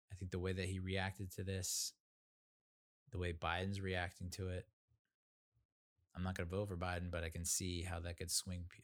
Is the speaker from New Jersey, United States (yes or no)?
yes; New Jersey, United States; also born or lived in Massachusetts / Rhode Island / North Carolina; you know I I grew up in mostly in New Jersey, you know, Massachusetts, Rhode Island, North Carolina.